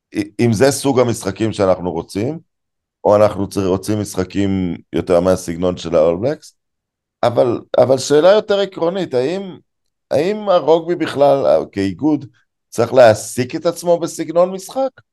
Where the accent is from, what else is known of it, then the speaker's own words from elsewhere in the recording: Israel; אני נולדתי בארץ